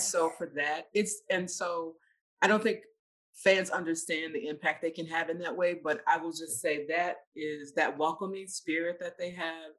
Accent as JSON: {"language": "English", "region": "Mississippi", "country": "United States", "moved": "yes", "said": "I'm I'm a Southerner originally. I'm from Mississippi"}